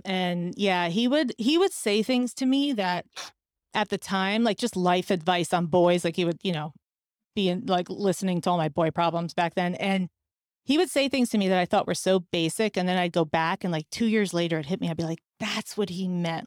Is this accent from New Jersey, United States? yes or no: yes; New Jersey, United States; I grew up in New Jersey